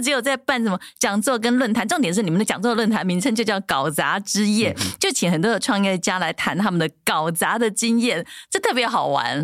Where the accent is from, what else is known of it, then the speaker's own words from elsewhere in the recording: Changhua County, Taiwan; 这是不是我们彰化人的特质啊